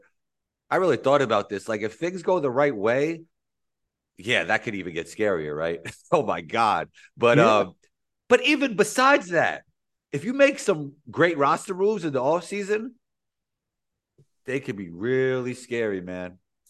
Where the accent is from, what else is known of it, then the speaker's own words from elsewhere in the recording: New York, United States; even though I probably bring everything to New York because I'm a New Yorker